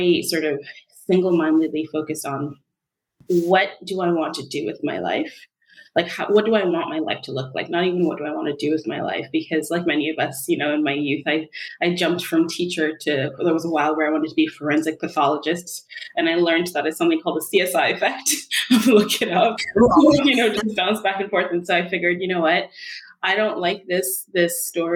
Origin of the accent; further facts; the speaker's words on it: Kenya; moved away as an adult; now in Canada; I'm from Kenya, and I came to Canada on my own to attend university